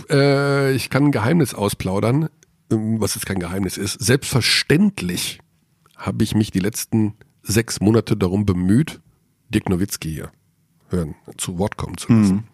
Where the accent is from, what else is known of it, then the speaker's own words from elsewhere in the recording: Tyrol, Austria; Ja, das wollen unsere, unsere Hörer. Ich bin ja Tiroler.